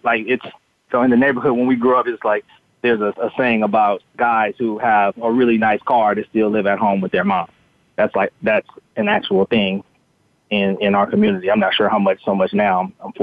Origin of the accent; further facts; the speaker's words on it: Los Angeles, California, United States; growing up in Los Angeles